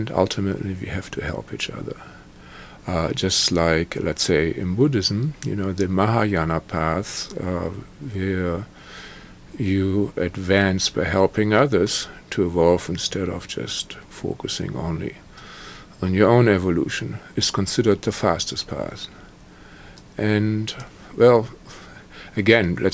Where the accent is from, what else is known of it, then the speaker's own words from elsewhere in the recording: Germany; I was born in Germany, post-war Germany, into trauma and psychic attack.